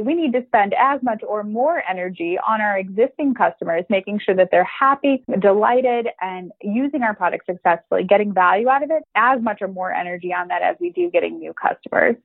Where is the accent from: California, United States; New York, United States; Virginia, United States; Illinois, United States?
Illinois, United States; Chicago; moved away as an adult; now in Dublin, Ireland; I'm originally from Chicago, a Chicago girl